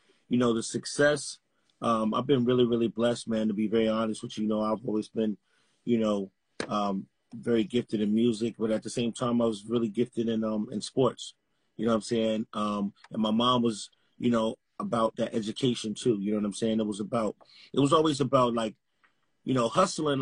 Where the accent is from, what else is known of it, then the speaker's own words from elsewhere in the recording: Atlanta, Georgia, United States; I'm from Atlanta, Georgia, man, Camelton Road